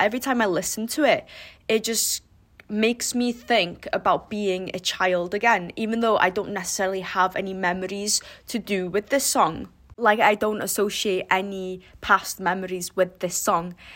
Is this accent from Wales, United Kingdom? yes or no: yes; Wales, United Kingdom